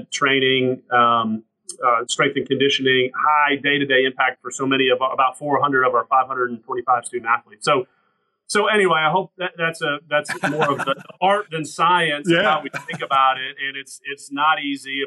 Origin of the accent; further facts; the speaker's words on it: Atlanta, Georgia, United States; now in Clemson, United States; growing up in Atlanta, I go to school, Georgia Tech